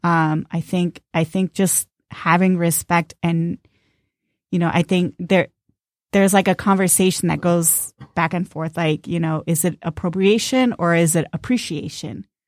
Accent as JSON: {"language": "English", "region": "Southern California", "country": "United States", "tie": "born or raised there", "moved": "yes", "lives_now": "Detroit, United States", "said": "I grew up in Southern California"}